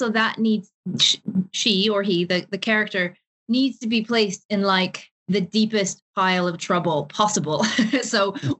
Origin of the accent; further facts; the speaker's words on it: Seattle, Washington, United States; moved away as an adult; also born or lived in Ireland; now in London, United Kingdom; So I'm originally from Seattle. I was born and raised there.